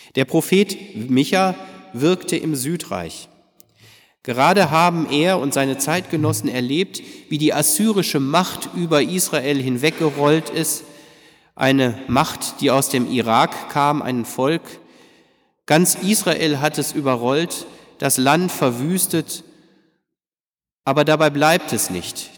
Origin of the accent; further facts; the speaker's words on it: Detmold, North Rhine-Westphalia, Germany; bei uns in Detmold